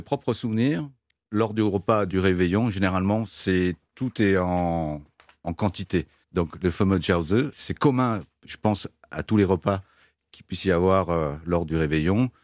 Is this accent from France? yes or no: yes; France; accent: French; mon accent français